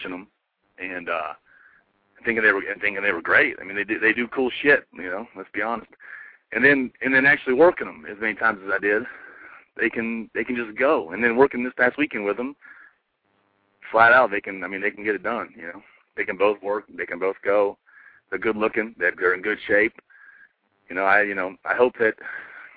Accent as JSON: {"language": "English", "town": "Asheville", "region": "North Carolina", "country": "United States", "tie": "born or raised there", "said": "I grew up in Asheville, North Carolina"}